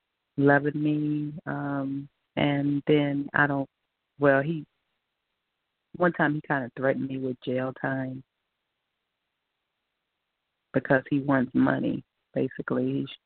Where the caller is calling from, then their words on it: Georgia, United States; I'm calling from Georgia.